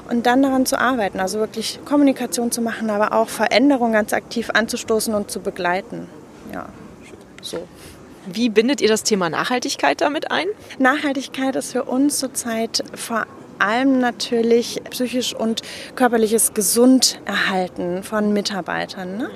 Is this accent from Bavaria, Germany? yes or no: yes; Munich, Bavaria, Germany; now in Cologne, Germany; ich bin gebürtige Münchnerin. In Köln im Exil lebe ich seit zehn Jahren.